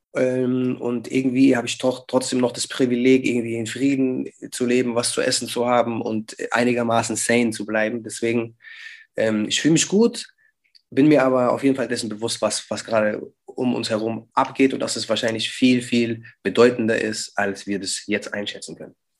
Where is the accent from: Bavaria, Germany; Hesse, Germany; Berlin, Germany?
Bavaria, Germany; Schweinfurt; wir sind keine Bayern, Bruder, wir sind Franken